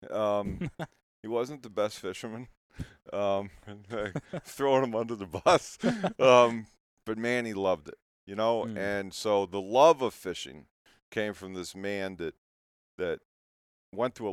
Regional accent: St. Louis, Missouri, United States; I was actually born in St. Louis, not to get in my my family

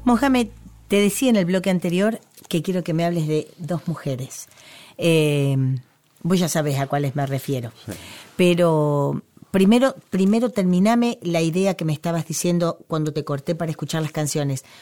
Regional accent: Argentina

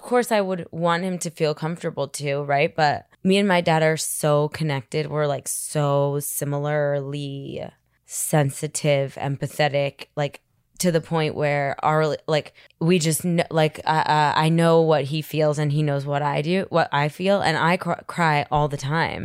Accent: New York City, New York, United States; I grew up in Manhattan, so there was just a lot of drugs and a lot of alcohol

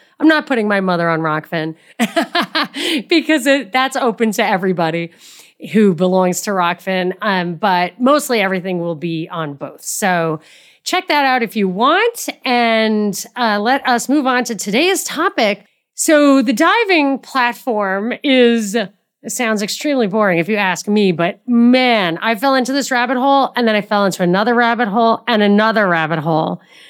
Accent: New York City, New York, United States; I'm from New York. I've lived in New York City many years, and everything was within.

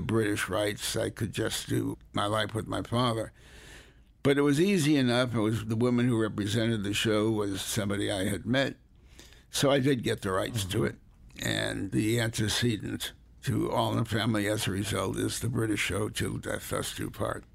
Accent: Hartford, Connecticut, United States; also born or lived in New Haven, Connecticut; I was born in New Haven, Connecticut, raised largely in Hartford

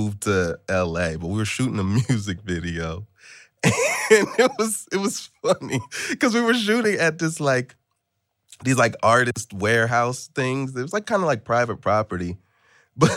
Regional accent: Atlanta, Georgia, United States; I grew up in Atlanta and spent like a good part of my formative years out there

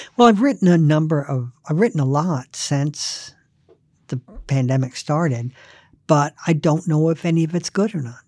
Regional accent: the South, United States; I'm not Southern. I grew up in the South, but I d, I wasn't born there

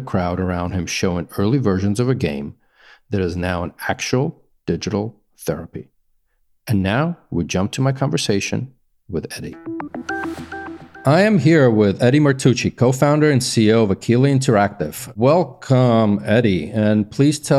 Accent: New York, United States; I grew up in New York

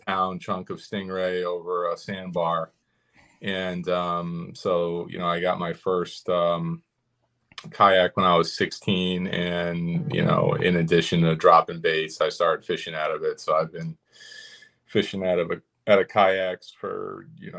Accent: Albany, New York, United States; I'm from Albany, New York.

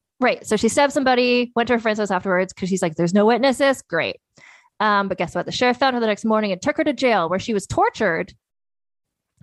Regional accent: Canada; growing up in Canada

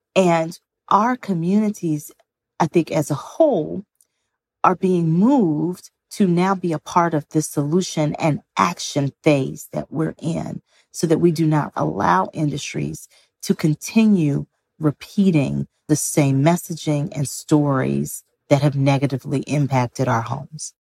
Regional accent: Greenville, Mississippi, United States; my own hometown of Greenville, Mississippi. I was born and raised in the Mississippi Delta

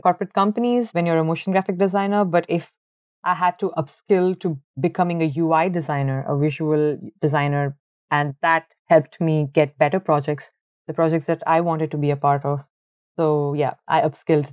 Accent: Bangalore, Karnataka, India; moved away as an adult; also born or lived in Ahmedabad; now in Ireland; originally, I am from Bangalore. It's the I T capital of India, and I've been born and brought up over there

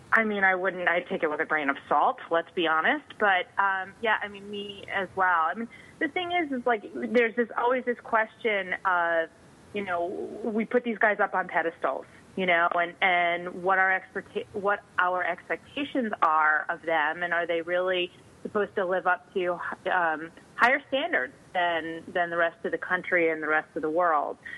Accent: Northeast, United States; I grew up in the Northeast

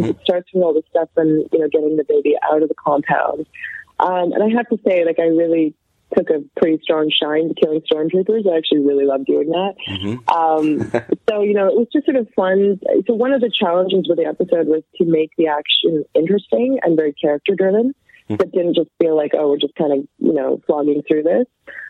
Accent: Canada; born or raised there

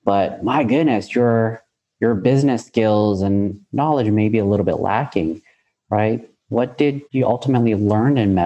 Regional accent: San Jose, California, United States; I'm born and raised in San Jose, California

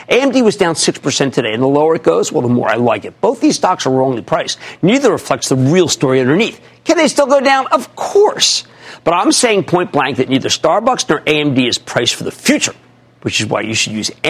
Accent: Mountainside, New Jersey, United States; I'm from Mountainside, New Jersey.

